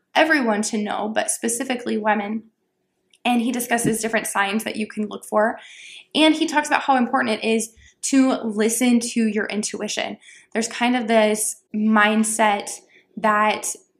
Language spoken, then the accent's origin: English; Texas, United States; I grew up in Texas